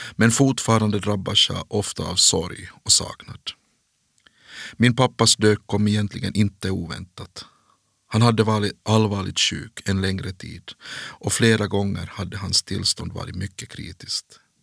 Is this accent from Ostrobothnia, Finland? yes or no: yes; Kronoby, Ostrobothnia, Finland; also born or lived in Jakobstad; i byn Märjärv i Kronoby. Där är jag född och uppvuxen